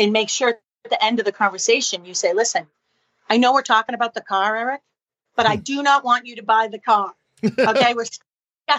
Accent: Boston, Massachusetts, United States; moved away as an adult; also born or lived in New York City; now in Alexandria, United States; I'm from Boston. I live in Alexandria, Virginia now, outside of DC.

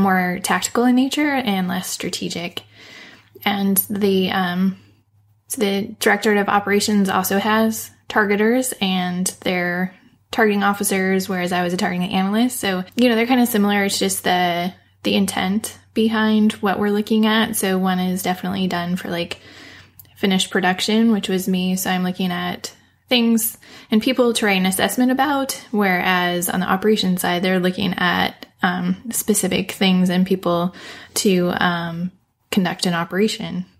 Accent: United States; I'm clearly American

